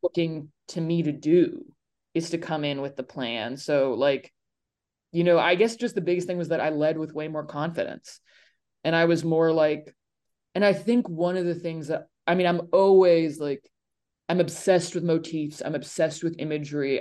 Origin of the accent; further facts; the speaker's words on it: Nashville, Tennessee, United States; I'm from Nashville